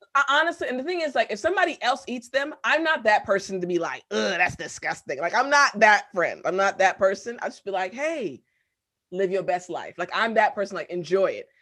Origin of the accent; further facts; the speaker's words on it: United States; also born or lived in Korea; I'm American